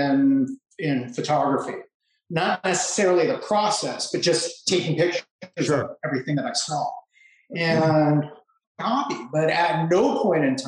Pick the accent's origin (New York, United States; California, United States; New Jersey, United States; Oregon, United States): California, United States; Los Angeles; fifth generation Angeleno